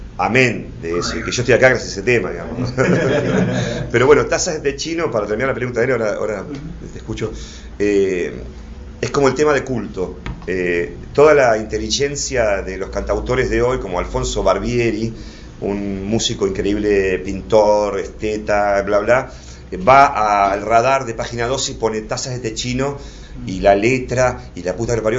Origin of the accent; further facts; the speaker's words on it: Buenos Aires, Argentina; me crié en Flores